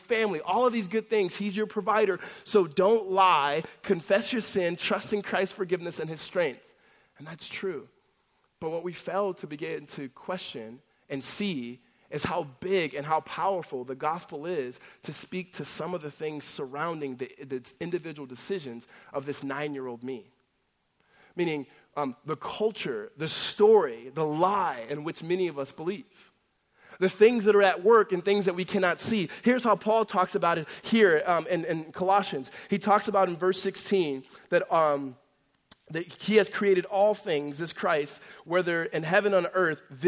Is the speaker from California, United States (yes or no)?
yes; La Verne, California, United States; also born or lived in Los Angeles, California; when I was a young kid, we moved from Los Angeles to Laverne, which is Laverne, California. It's a Southern California city